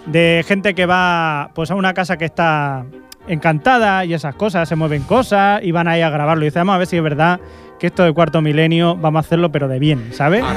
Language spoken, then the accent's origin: Spanish; Ripollet, Catalonia, Spain; de pequeño, yo estudiaba aquí en Ripollet